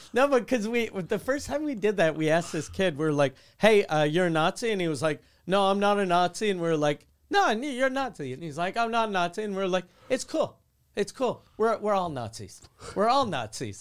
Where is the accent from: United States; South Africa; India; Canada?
Canada; Quebec City, Quebec; since I grew up in Quebec City